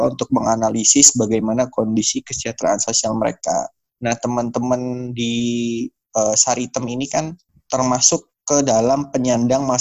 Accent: Pringsewu, Lampung, Indonesia; born there; Uh, saya lahir di Pringsewu ya.

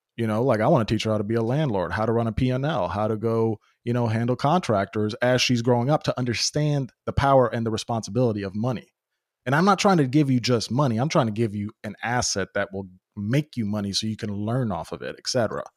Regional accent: Memphis, Tennessee, United States; now in Nashville, United States; I came to the States when I was ten years old, so I've been in just different communities, obviously just my immigrant community, then the different immigrant communities in that, growing up in North Memphis

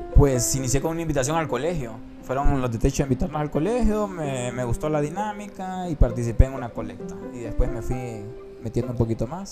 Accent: Honduras; como estudiante y como ciudadano hondureño

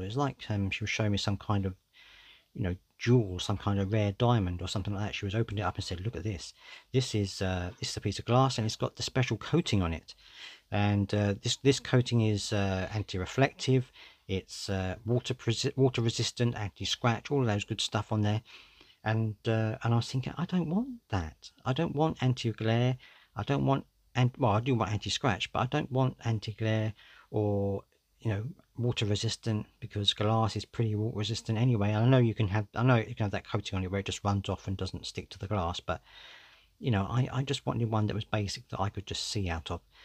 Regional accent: United Kingdom; I'm British

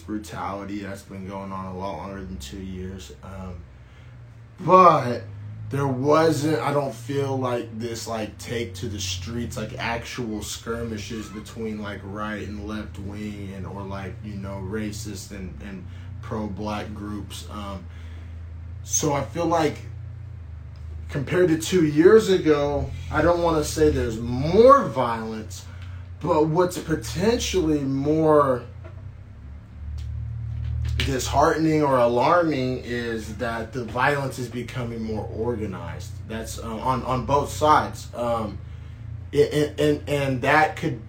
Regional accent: Norman, Oklahoma, United States; now in Bay Area, United States; I was raised in Oklahoma, sometimes in a small town

